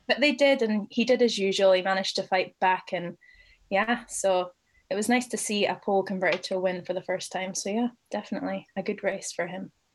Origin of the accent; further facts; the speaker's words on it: Aberdeen, Scotland, United Kingdom; now in London, United Kingdom; I am from Aberdeen in Scotland